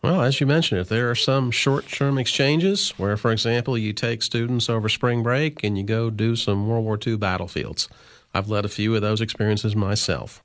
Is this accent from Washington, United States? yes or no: no; Illinois, United States; moved away as an adult; also born or lived in New York / Ohio; now in Cookeville, United States; I grew up in Illinois.